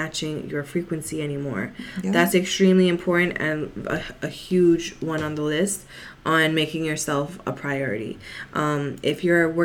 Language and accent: English; New York City, New York, United States; I'm from the Bronx